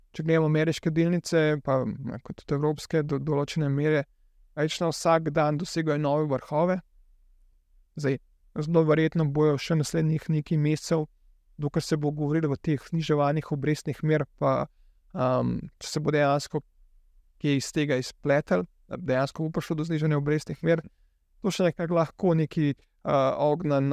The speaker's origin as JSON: {"language": "Slovenian", "country": "Slovenia", "also_born_or_lived": "Canada", "said": "Jaz sem bil študent iz Slovenije"}